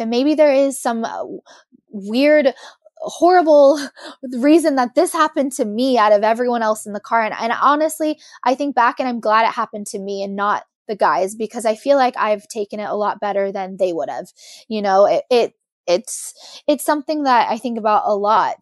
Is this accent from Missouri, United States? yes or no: no; Monterey, California, United States; I'm from Monterey